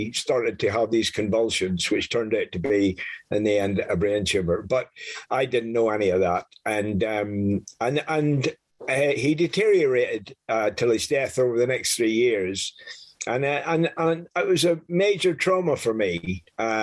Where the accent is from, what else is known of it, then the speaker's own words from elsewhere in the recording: Northern Ireland, United Kingdom; now in France; I was born in Northern Ireland in the early 50s